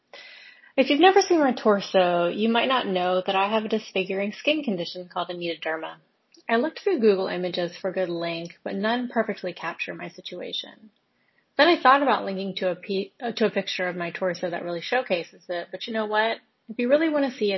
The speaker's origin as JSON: {"language": "English", "region": "Alabama", "country": "United States", "tie": "born or raised there", "said": "I grew up in Alabama?"}